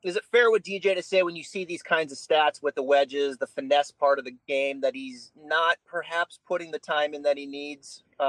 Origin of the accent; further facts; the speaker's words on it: United States; as an American